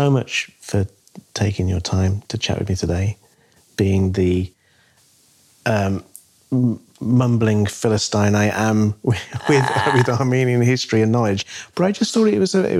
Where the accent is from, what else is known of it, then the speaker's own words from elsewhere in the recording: New Zealand; As a New Zealander, what can we do to encourage the government to do the right thing?